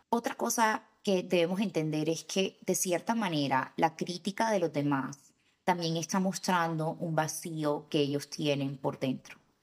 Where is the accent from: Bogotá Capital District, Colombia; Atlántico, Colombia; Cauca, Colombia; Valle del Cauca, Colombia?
Atlántico, Colombia; Barranquilla; especialmente de donde soy yo